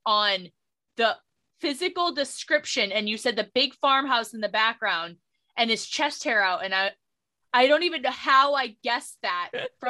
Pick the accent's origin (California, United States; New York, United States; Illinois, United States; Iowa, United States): California, United States; I'm from California, I was born in California.